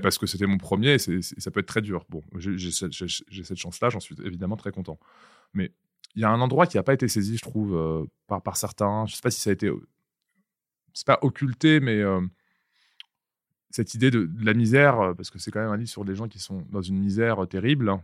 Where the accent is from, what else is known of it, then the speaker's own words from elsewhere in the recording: Vitry-sur-Seine, Île-de-France, France; je viens du Val-de-Marne des années 2000 par exemple, je viens de. Il ville qui n'est pas très loin de vos bureaux, là, qui s'appelle Vitry-sur-Seine.